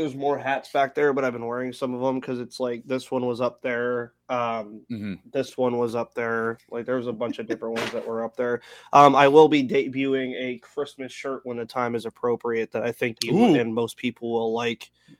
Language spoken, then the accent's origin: English; Pittsburgh, Pennsylvania, United States; now in Georgia; I'm not exactly in a fit that says I'm from Pittsburgh right now, wearing all my Georgia stuff down here